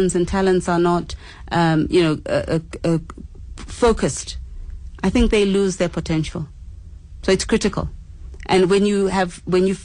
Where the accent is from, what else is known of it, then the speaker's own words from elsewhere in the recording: Zimbabwe; now in South Africa; I am a Zimbabwean, I don't speak South African languages